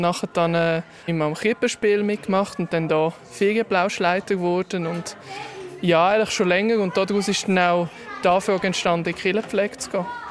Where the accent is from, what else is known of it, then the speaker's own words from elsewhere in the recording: Gipf-Oberfrick, Aargau, Switzerland; Ich bin hier aufgewachsen in Gipfobenfrick, gerade nebenan